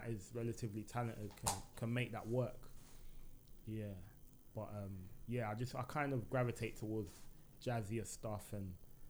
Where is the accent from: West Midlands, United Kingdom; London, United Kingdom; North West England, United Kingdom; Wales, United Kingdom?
West Midlands, United Kingdom; Birmingham; I feel so because in the music as well, you can't really tell that I'm from Brum.